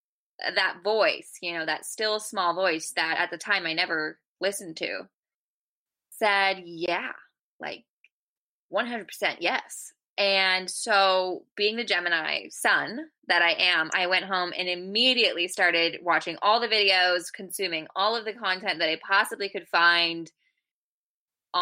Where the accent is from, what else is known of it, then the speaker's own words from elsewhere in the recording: California, United States; moved away; also born or lived in Georgia; I'm from California